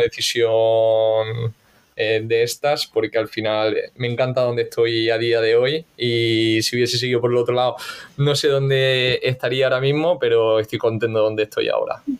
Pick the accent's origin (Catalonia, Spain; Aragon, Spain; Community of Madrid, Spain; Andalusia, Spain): Andalusia, Spain; Granada; moved away as an adult; now in Valencia, Spain; soy granadino y, hace nueve años ya, macho, me vine aquí a estudiar a Valencia